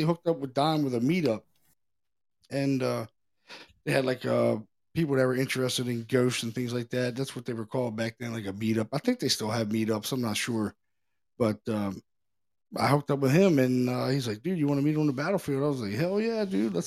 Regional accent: Baltimore, Maryland, United States; now in Pennsylvania, United States; I'm from Baltimore originally. I moved to Pennsylvania 20 years ago

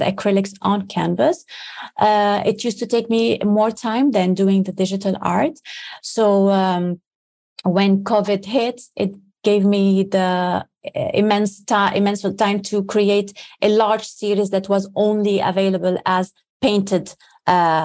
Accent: Lebanon; growing up in Lebanon

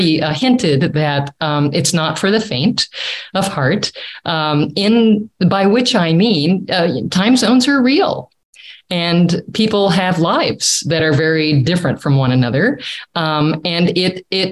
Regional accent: United States; moved away; I'm such an American, which I'm very fine and happy to be an American

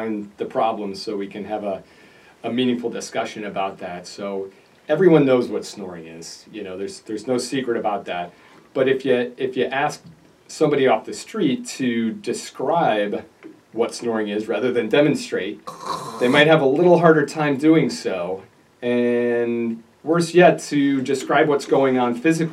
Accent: Naperville, Illinois, United States; also born or lived in Holland, Michigan / Pennsylvania; I'm a local guy. I grew up in Naperville, went to the public schools there

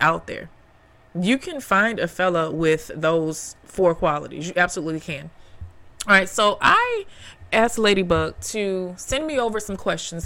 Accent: Memphis, Tennessee, United States; now in New York, United States; I grew up in Memphis, Tennessee.

